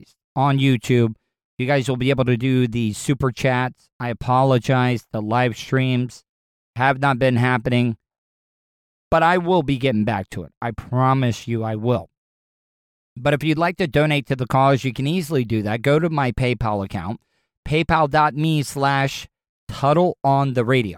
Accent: DeLeon Springs, Florida, United States; I grew up in DeLeon Springs

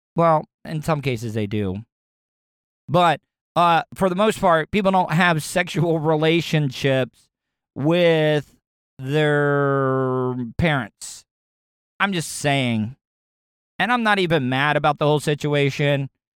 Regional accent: the South, United States; growing up in the South

